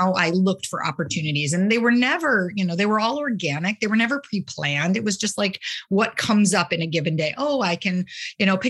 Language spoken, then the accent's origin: English; New England, United States; moved away as an adult; also born or lived in Ludlow, Vermont / Sudbury, Massachusetts / Los Angeles; now in Portland, United States; I'm from New England. I grew up both in Ludlow, Vermont, small skiing town, with Okemo, and outside of the Boston area in Sudbury, Mass.